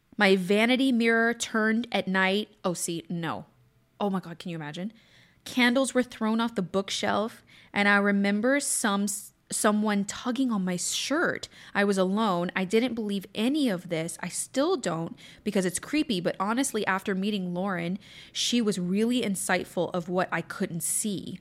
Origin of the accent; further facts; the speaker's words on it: Southwest Louisiana, United States; moved away; also born or lived in Texas / California; was born in Southwest Louisiana